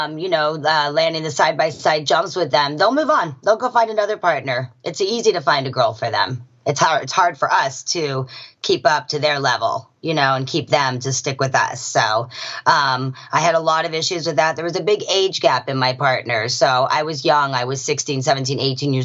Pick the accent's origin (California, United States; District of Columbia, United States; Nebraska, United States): California, United States; also born or lived in Johannesburg, South Africa; Born in South Africa, raised in California